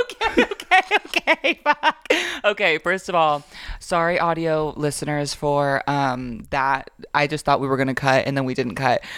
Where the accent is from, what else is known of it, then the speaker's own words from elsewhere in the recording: Florida, United States; now in Georgia, United States; I grew up in Florida